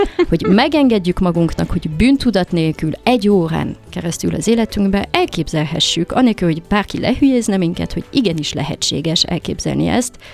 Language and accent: Hungarian; Paris, Île-de-France, France; moved away as an adult; also born or lived in Hungary / London; én Párizsban születtem, és hát én valahogy mindig a három kultúrát mindig éreztem magamba sajátnak. Leginkább franciának éreztem magam sokáig, mert 18 évig ott éltem